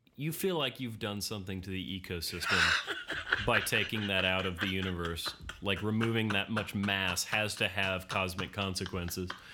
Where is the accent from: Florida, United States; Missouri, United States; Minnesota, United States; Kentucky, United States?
Florida, United States; Florida, my home state